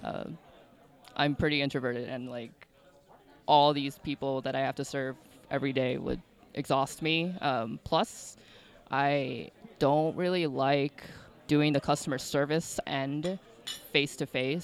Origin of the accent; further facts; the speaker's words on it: outside of Chicago, Illinois, United States; I grew up outside of Chicago